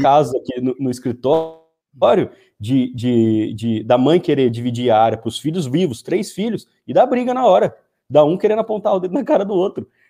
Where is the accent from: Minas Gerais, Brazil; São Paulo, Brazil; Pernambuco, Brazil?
São Paulo, Brazil; Paraguaçu Paulista; Sou de Paraguaçu Paulista, região de Assis, Marília, para, é, Presidente Prudente, aqui do interior de São Paulo